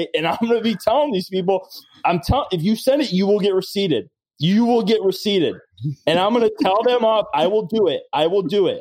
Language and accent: English; Chicago, Illinois, United States; I grew up in the Sammy Sosa years